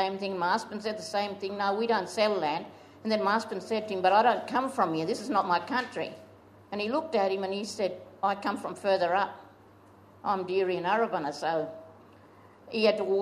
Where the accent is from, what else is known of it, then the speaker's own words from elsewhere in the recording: Hawker, South Australia, Australia; I was born in Mackenzie at Hawker and in 1956.